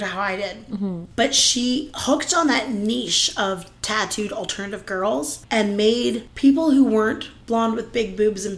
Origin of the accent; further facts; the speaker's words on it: Canada; we're Canadian